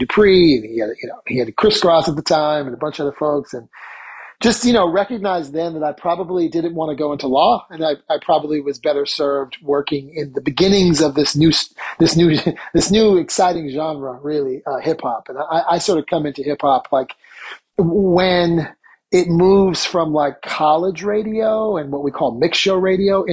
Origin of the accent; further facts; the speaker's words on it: Palo Alto, California, United States; moved away as an adult; also born or lived in San Francisco Bay Area / New York City; I grew up in Palo Alto